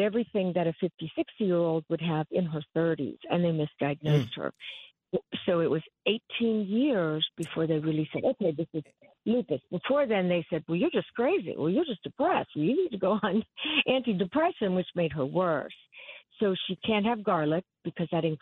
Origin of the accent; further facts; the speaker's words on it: Virginia, United States; I'm from Virginia